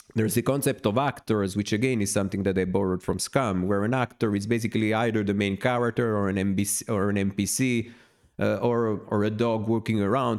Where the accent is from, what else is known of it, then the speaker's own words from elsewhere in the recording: Naples, Campania, Italy; since I'm from Naples, from in the south of Italy